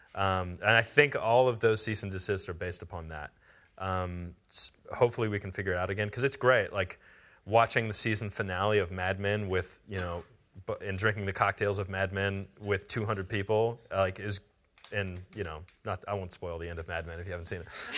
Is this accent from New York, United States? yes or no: no; near Pittsburgh, Pennsylvania, United States; also born or lived in Southeast Ohio / Bakersfield; now in Austin, United States; I grew up near Pittsburgh